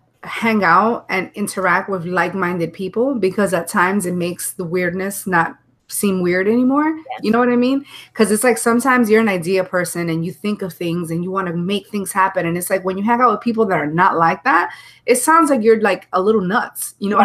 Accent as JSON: {"language": "English", "region": "New York", "country": "United States", "said": "because I'm from New York originally. And it was really, in the beginning, it was really hard to like make friends"}